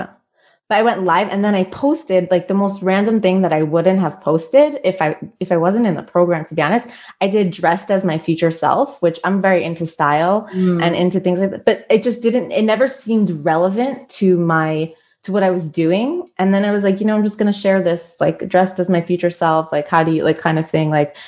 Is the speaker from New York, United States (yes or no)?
yes; New York, United States; now in Israel; I'm American, I'm from New York, born and raised